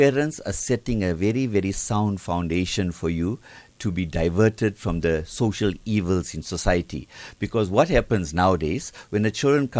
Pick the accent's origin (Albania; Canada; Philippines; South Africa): South Africa; Benoni, Gauteng; I come from a town in Gauteng called Benoni, and I was taught Tamil.